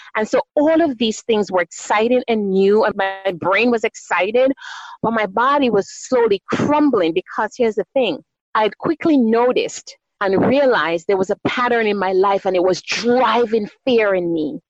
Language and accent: English; Jamaica; moved away as an adult; also born or lived in New York City, United States / New Jersey, United States; now in California, United States; I was born on the beautiful island of Jamaica, the West Indies. And so, I definitely, you can hear my accent, I have been fortunate enough to be able to retain my beautiful accent